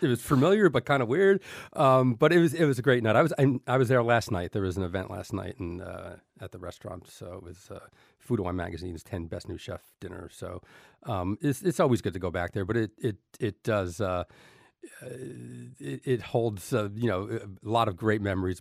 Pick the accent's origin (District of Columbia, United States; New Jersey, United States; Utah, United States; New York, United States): New Jersey, United States; Elizabeth; I grew up in Elizabeth, New Jersey